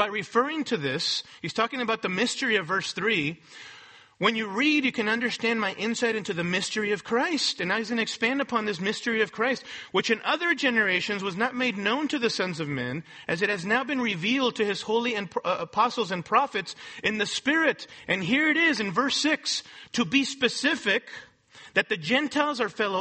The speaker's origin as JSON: {"language": "English", "country": "Mexico", "tie": "born or raised there", "moved": "yes", "lives_now": "Los Angeles, United States", "said": "I'm a Mexican national born in Mexico"}